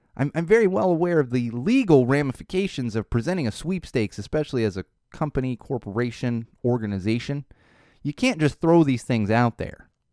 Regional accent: Poway, California, United States; my hometown there in Poway in San Diego

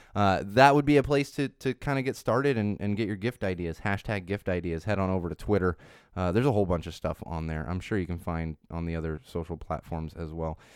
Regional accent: Poway, California, United States; also born or lived in Miami, Florida; I grew up in Poway, California, which is technically not San Diego, but you tell, yeah, I grew up in San Diego

